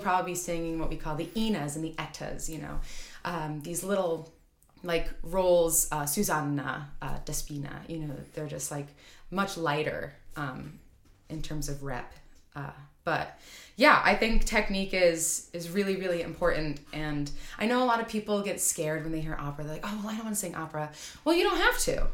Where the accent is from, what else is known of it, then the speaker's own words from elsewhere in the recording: Rochester, New York, United States; I grew up around Eastman, okay, um, in Rochester, outside of Rochester